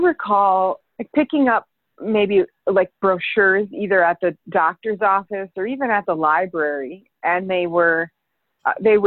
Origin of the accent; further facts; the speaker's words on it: Winona, Minnesota, United States; now in Chicago, United States; I grew up in Minnesota in a small town along the Mississippi River, actually. It's very beautiful. It's called Winona.